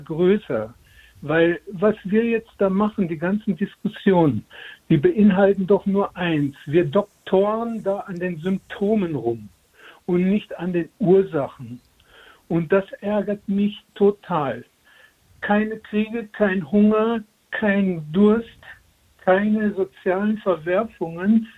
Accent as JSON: {"language": "German", "region": "Bavaria", "country": "Germany", "lives_now": "Munich, Germany", "said": "dann würde ich als Bayer sagen"}